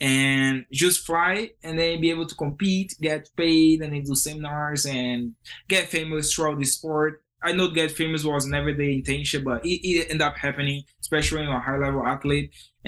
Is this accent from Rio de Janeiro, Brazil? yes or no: no; Fortaleza, Ceará, Brazil; English is a second language; moved away as an adult; now in United States; I started a super project in Fortaleza, Brazil. It's my hometown.